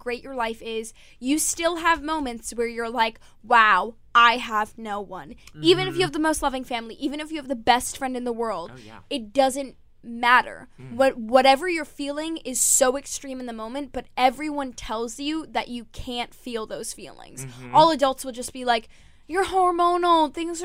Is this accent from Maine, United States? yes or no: no; New York, United States; I'm growing up in New York